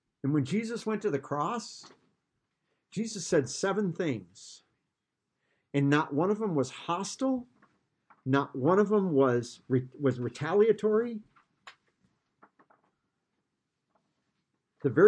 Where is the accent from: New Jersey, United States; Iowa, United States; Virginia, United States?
Iowa, United States; growing up in Iowa